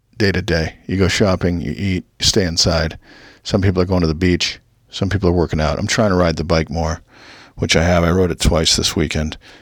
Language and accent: English; South Orange County, California, United States; I grew up with in South Orange County